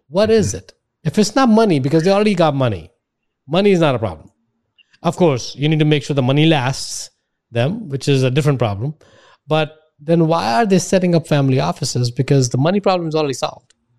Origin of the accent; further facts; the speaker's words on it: India; now in United States; I grew up in India